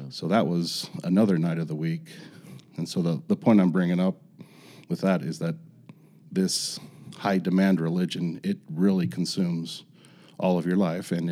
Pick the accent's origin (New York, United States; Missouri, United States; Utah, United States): Utah, United States; Salt Lake City; I was born and raised in Salt Lake City